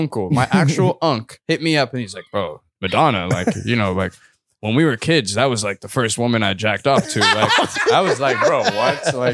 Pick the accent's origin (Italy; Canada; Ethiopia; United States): Ethiopia; Addis Ababa; born there; So, like, I was born in Addis Ababa, which is the capital of Ethiopia.